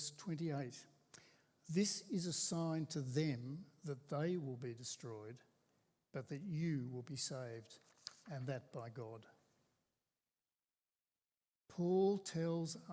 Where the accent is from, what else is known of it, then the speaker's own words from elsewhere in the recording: Australia; We're Australian Christians